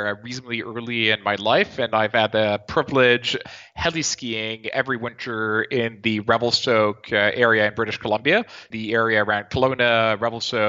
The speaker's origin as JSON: {"language": "English", "town": "Nice", "region": "Provence-Alpes-Côte d'Azur", "country": "France", "said": "I'm actually from Nice in the southeast of France"}